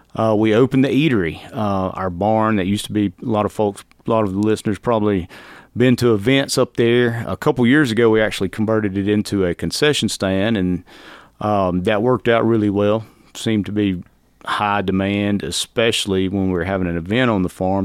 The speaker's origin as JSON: {"language": "English", "town": "Alto", "region": "Georgia", "country": "United States", "said": "I'm from Alto, from L.A."}